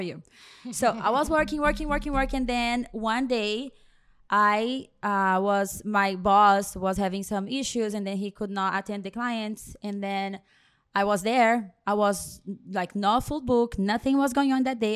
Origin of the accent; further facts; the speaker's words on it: Brazil; English is a second language; moved away as an adult; also born or lived in New Jersey; now in Miami, United States; I grew up in a salon. I am from Brazil.